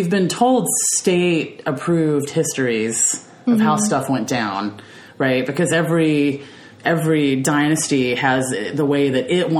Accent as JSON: {"language": "English", "country": "United States", "said": "me as an American"}